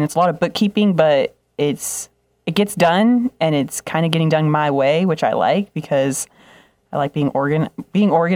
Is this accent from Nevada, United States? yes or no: yes; Las Vegas, Nevada, United States; moved away; I'm from Las Vegas. I feel like that's a big title just in itself, being from Las Vegas.